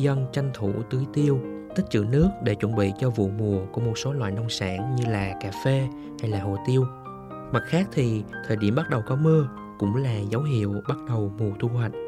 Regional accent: Central Highlands, Vietnam; ở Tây Nguyên quê tôi

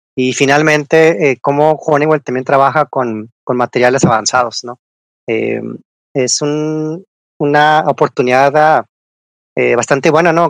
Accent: Chihuahua, Mexico; yo que soy ya de Chihuahua

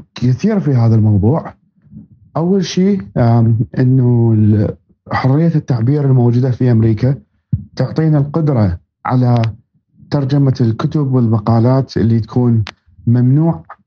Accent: Baghdad, Baghdad Governorate, Iraq; now in United States; أصلي من مواليد آه، محافظة بابل في وسط العراق وربيت في العاصمة بغداد

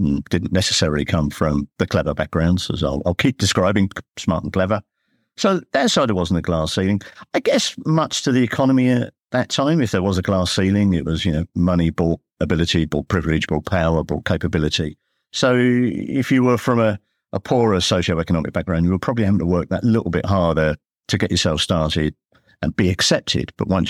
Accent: London, United Kingdom; born there; I mean, I was born in the East End.

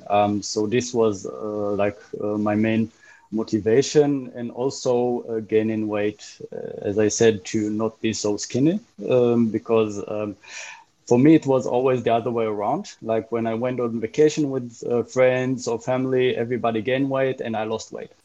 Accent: Israel; moved away as an adult; now in Berlin, Germany; I grew up in Israel, been living in Berlin for 13 years now

